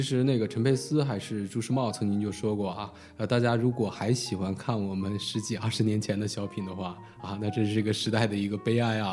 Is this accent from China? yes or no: no; United States; 我可能也是因为在美国长大吧